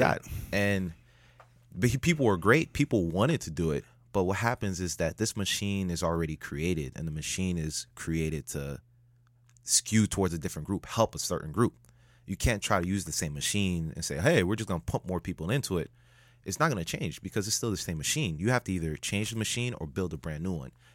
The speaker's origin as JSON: {"language": "English", "town": "Miami", "region": "Florida", "country": "United States", "tie": "born or raised there", "said": "I'm the only Miami native"}